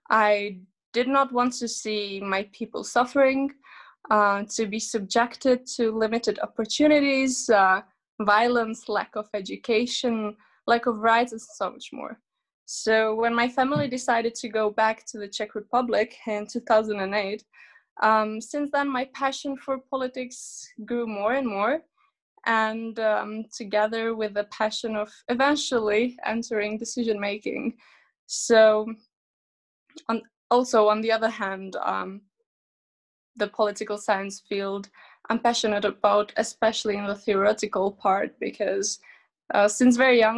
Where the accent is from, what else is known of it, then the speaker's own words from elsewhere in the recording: Kosovo; because I was born in a country that is not of my origin because originally I'm an Albanian from Kosovo